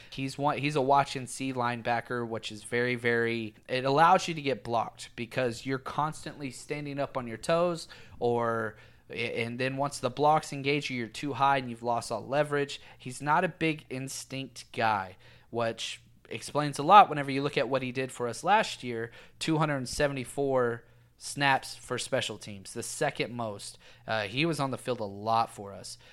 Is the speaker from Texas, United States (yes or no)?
yes; Texas, United States; I was raised in Texas